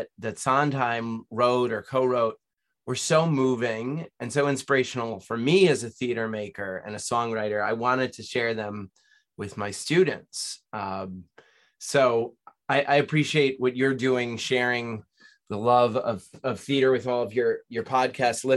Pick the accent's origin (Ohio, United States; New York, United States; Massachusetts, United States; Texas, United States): New York, United States; Nyack; raised in Nyack, New York, little town north of New York City